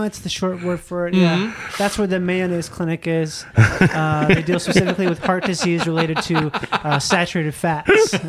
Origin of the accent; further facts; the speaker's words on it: Rochester, Minnesota, United States; I grew up in Rochester.